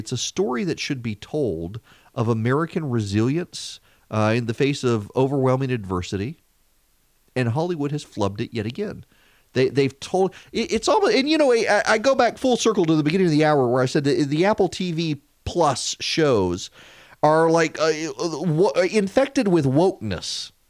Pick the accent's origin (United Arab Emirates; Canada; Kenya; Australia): United Arab Emirates; Dubai; I never was because I grew up in Dubai at that age, and it wasn't something that I ever encountered, the car culture.